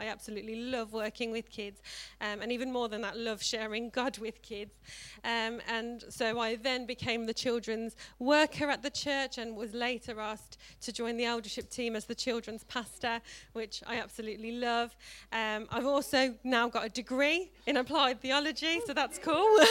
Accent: South Africa; now in Tamworth, United Kingdom; I grew up in South Africa and grew up in a Christian family

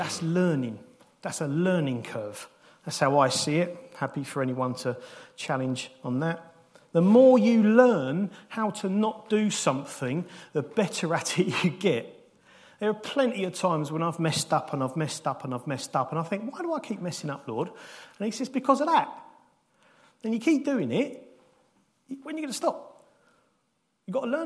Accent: United Kingdom; we're British

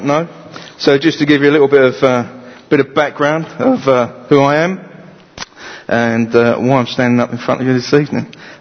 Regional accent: London, United Kingdom; moved away as an adult; also born or lived in Romford; I come from East London, as you can probably tell with the accent

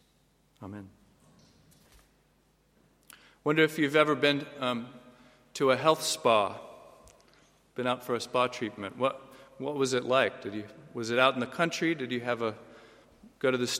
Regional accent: United States; moved away; Come from the U.S. Originally

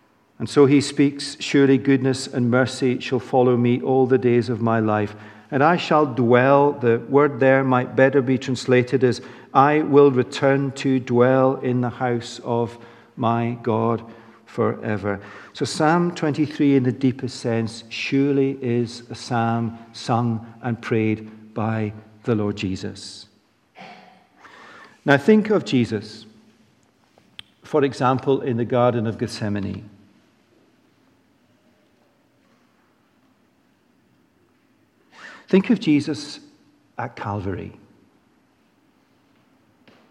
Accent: Edinburgh, Scotland, United Kingdom; grew up in Holyrood Abbey in Edinburgh singing this psalm

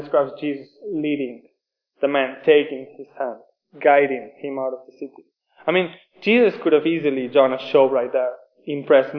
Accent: Spain; English is a second language; moved away as an adult; now in Oxford, United Kingdom; I am from Spain. Forgive me for my accent

